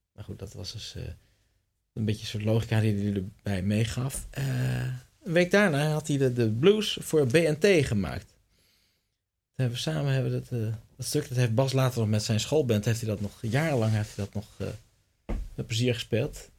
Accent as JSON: {"language": "Dutch", "town": "Tienhoven", "region": "Utrecht", "country": "Netherlands", "said": "Tienhoven, het dorp waar ik vandaan kom"}